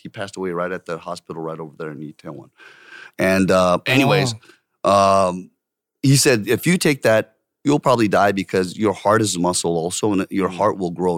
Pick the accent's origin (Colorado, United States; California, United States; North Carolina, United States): California, United States; Orange County; born or raised there; moved away as an adult; also born or lived in Seongbuk-dong, Seoul, South Korea; now in South Korea